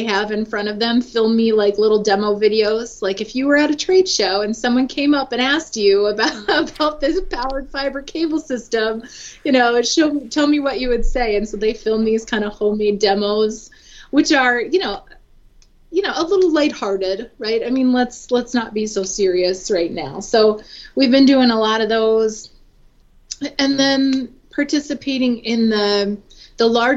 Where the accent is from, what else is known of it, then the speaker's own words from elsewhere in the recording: Minnesota, United States; moved away as an adult; now in Gwinnett County, Georgia, United States; I'm originally from Minnesota